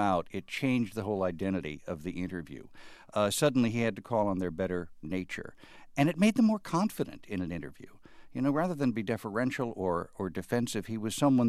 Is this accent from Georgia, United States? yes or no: no; Chicago, Illinois, United States; If I might speak as a Chicagoan